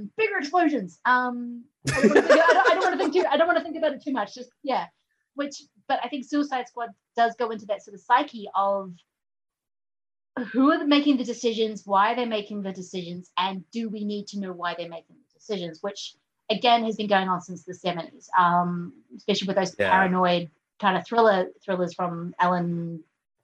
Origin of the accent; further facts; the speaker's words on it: New Zealand; growing up in New Zealand and most of it was very lots of British influence